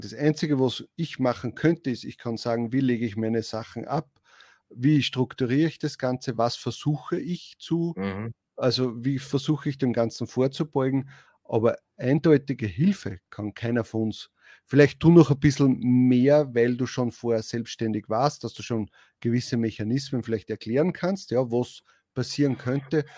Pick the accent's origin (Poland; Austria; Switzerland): Austria; als Österreicher